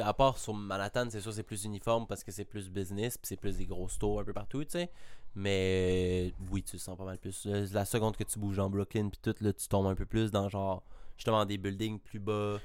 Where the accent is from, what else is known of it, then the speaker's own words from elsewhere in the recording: Laval, Quebec, Canada; pour un gars de Montréal, je suis un Lavallois